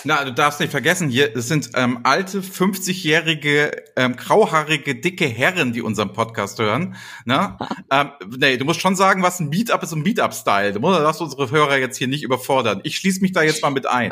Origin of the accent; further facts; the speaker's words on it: Flensburg, Schleswig-Holstein, Germany; now in Hamburg, Germany; ich bin ja gebürtiger Flensburger